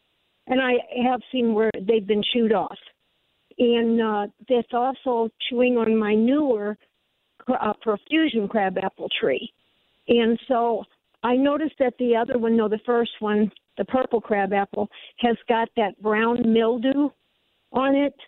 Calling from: Fairview Heights, Illinois, United States; I'm calling from Fairview Heights.

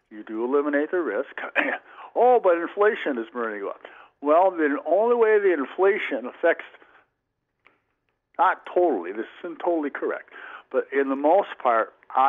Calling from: Plover, Wisconsin, United States; I'm … from Plover.

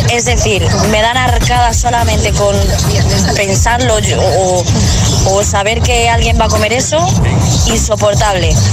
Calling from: Toledo, Castilla-La Mancha, Spain; Buenos días, agitadores. … desde Toledo.

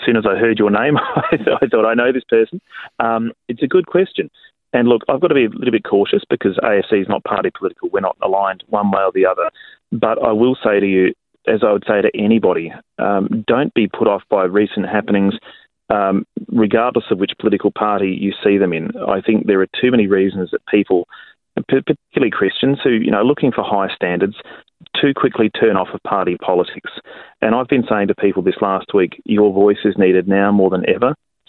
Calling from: South Australia, Australia; I'm calling you from South Australia this morning

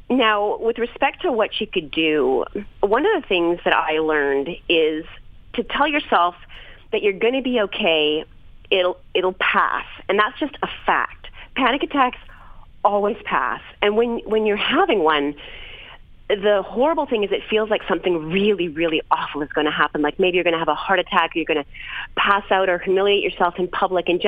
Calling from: New York, United States; Hi, Lisa. I'm 29 from New York

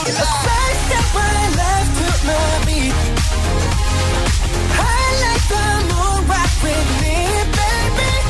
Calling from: Zaragoza, Aragon, Spain; de Zaragoza y mi voto es para

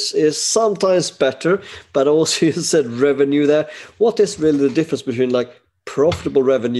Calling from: Sweden; I am alone and I'm dialing from Sweden.

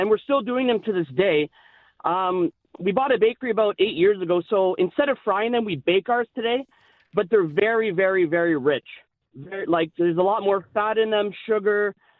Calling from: Windsor, Ontario, Canada; from Windsor

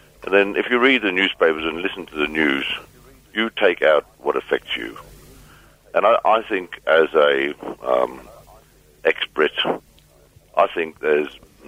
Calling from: Muldersdrift, Gauteng, South Africa; I'm speaking from Mulder's Rift, and I travelled the country right away through.

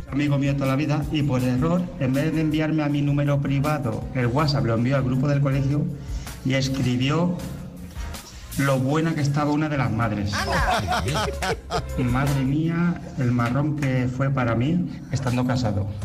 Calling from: Alcorcón, Community of Madrid, Spain; Hola, buenos días. … de Alcorcón.

